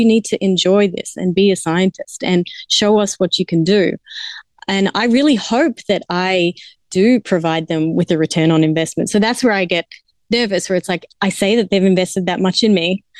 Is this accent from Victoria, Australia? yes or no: yes; Melbourne, Victoria, Australia; moved away as an adult; now in Miami, United States; I had focused mainly in Melbourne, my hometown, for lab head positions there.